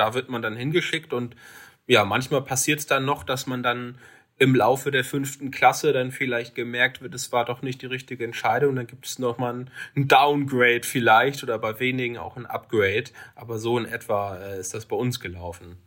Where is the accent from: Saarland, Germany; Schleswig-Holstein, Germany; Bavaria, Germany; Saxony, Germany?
Schleswig-Holstein, Germany; Lübeck; meine Heimatstadt Lübeck